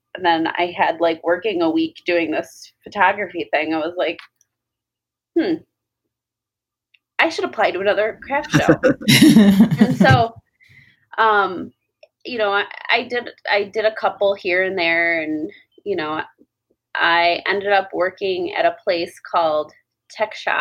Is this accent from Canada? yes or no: no; Westland, Michigan, United States; also born or lived in Canton, Michigan / Hamtramck, Michigan; I grew up in Westland and then moved to Canton when I was 14. And then as soon as I turned 18, I moved to Hamtramck.